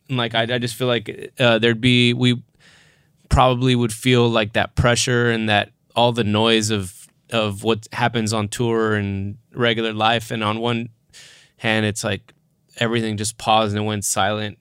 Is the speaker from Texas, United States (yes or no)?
yes; South Texas, United States; I grew up Catholic and went to Catholic school and I, I'm, I'm from South Texas